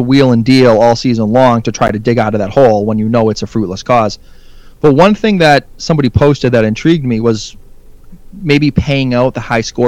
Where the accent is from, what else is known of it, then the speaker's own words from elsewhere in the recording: United States; as an American